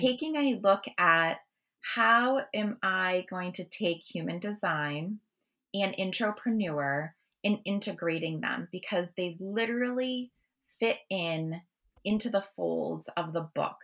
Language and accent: English; Massachusetts, United States; I'm from Massachusetts